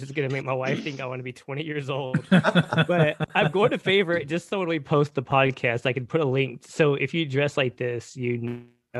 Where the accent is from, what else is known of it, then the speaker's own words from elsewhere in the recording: Texas, United States; being born and raised in Texas